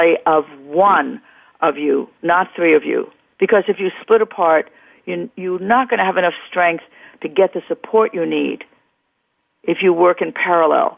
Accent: New York City, New York, United States; the East Coast, my hometown

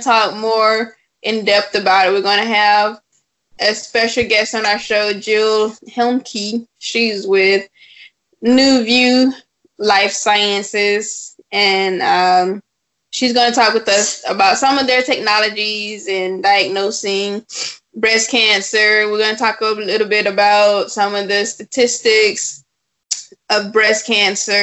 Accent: South Florida, United States; I'm from South Florida

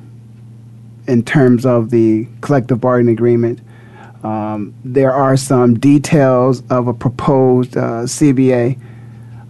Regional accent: Canton, Ohio, United States; now in Phoenix, United States; born and raised in Canton, Ohio

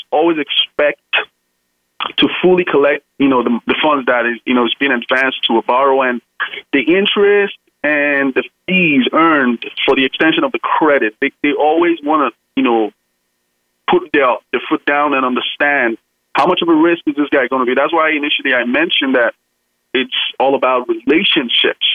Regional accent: Nigeria; now in United States; I'm from originally from Nigeria, but uh, of course, I'm, I'm an American citizen now

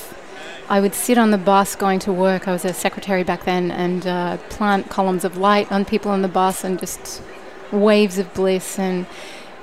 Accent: Australia; also born or lived in Sydney, Australia; now in California, United States; I grew up in Australia on the beautiful East Coast near the beach, and I moved to Sydney when I was 18

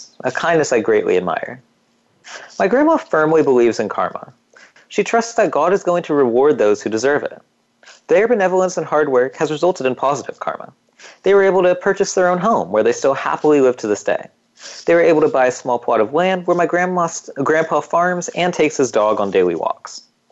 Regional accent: United States; growing up in America and having a strong support system

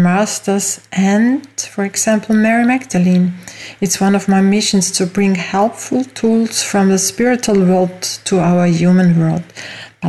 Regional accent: Austria; English is a second language; also born or lived in Mallorca, Spain; As you hear from my accent, I didn't grow up in the USA, but in Europe, in Austria

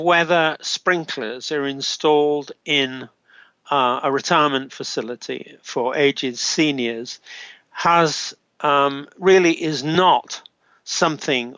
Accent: United Kingdom; now in Canada; as we British

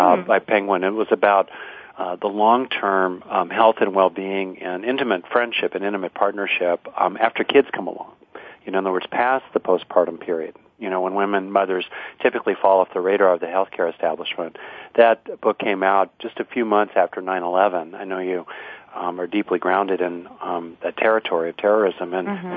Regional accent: Southern California, United States; now in Bay Area, United States; Oh, Southern California

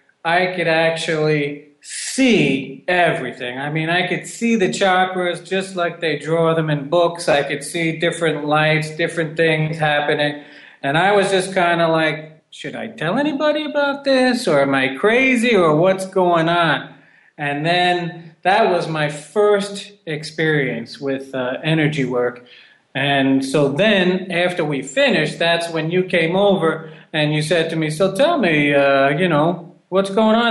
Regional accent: New York, United States; moved away as an adult; also born or lived in Peru; I'm from New York.

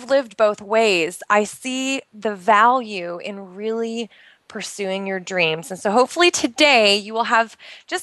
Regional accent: outside of Portland, Oregon, United States; moved away as an adult; now in Bahrain; I'm originally from the United States. I actually grew up outside of Portland, Oregon

